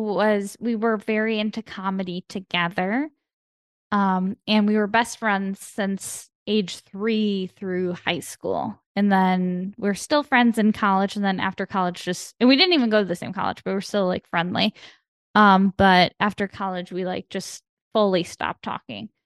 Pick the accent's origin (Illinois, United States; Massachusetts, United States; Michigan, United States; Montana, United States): Illinois, United States; Chicago; now in Los Angeles, United States; I'm from Chicago, I'm from, like, the Midwest